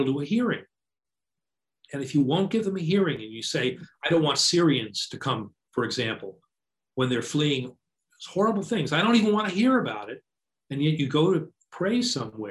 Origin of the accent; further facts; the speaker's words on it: United States; now in New York City, United States; I grew up in the hinterlands